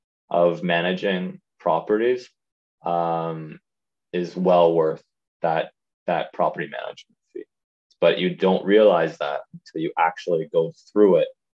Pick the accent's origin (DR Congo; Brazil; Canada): Canada; Prince Edward Island; moved away as an adult; also born or lived in Ottawa, Canada; now in Turks and Caicos; I grew up in Prince Edward Island, small island on the East Coast